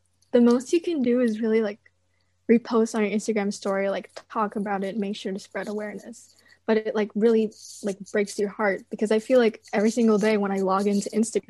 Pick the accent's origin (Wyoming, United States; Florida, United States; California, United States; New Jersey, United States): California, United States; West Covina; I'm in 11th grade. I'm a junior. I'm from West Covina, California.